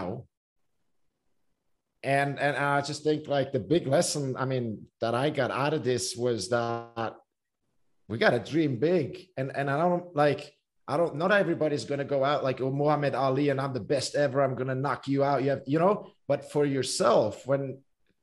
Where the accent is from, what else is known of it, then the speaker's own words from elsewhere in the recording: Switzerland; growing up in Switzerland, swimming is not like a huge sport